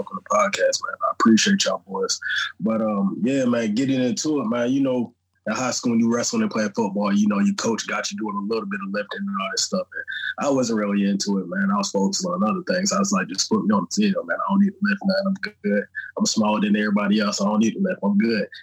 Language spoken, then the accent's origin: English; Miami, Florida, United States; also born or lived in St. Croix, U.S. Virgin Islands; I was raised in Florida, man. I started off in Miami